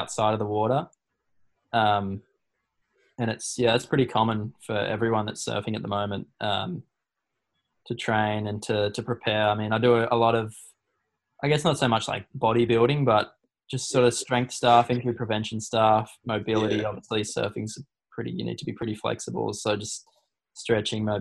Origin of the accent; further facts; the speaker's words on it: Burleigh Heads, Queensland, Australia; I'm from Burley